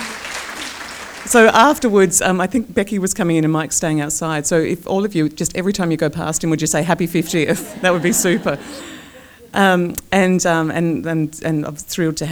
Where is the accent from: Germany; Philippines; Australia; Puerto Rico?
Australia; Clare, South Australia; moved away as an adult; now in Dublin, Ireland; So I grew up in Clare